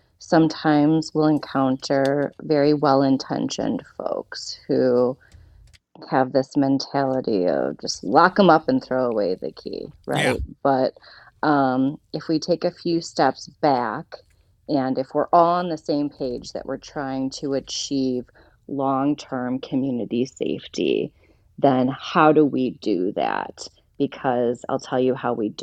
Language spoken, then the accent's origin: English; Toledo, Ohio, United States; also born or lived in Indianapolis; I'm from Toledo, born and raised.